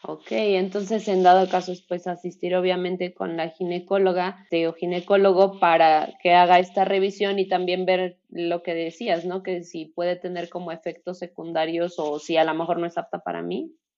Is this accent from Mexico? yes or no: yes; Mexico; aquí en nuestro país